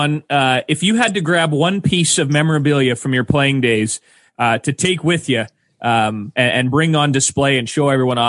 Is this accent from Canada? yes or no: yes; Manitoba, Canada; growing up in Manitoba